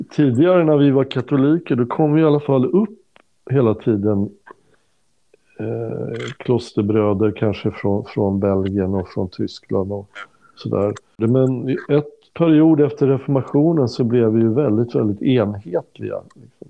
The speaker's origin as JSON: {"language": "Swedish", "country": "Sweden"}